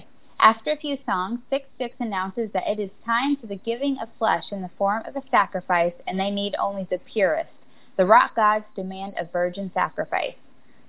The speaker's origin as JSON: {"language": "English", "town": "Tampa", "region": "Florida", "country": "United States", "said": "I'm from Tampa Bay, Florida."}